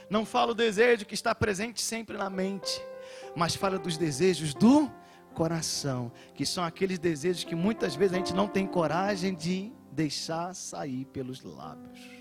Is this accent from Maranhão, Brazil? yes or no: no; Rio de Janeiro, Brazil; Eu sou carioca